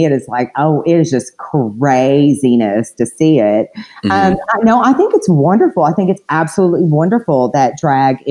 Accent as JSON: {"language": "English", "town": "Cleveland", "region": "Tennessee", "country": "United States", "tie": "born or raised there", "also_born_or_lived": "Florida", "moved": "as an adult", "said": "I'm from a little small town in Tennessee. It's called Cleveland, Tennessee."}